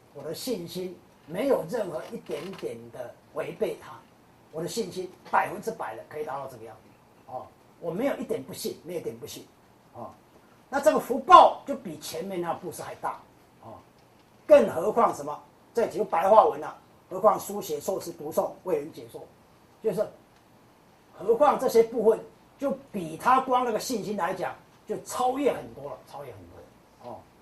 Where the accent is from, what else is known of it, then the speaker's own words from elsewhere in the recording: Kaohsiung, Taiwan; 高雄，高雄是我的故乡啊